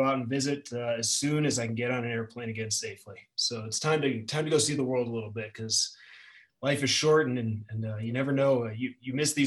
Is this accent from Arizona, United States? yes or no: no; Chicagoland area suburbs, Illinois, United States; moved away; I grew up around the Chicagoland area in the suburbs, and moving to the city, moving out here was a totally different experience